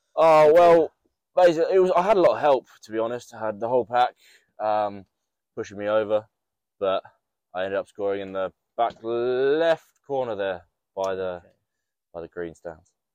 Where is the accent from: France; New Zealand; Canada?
New Zealand; now in England; I know the basics through growing up in New Zealand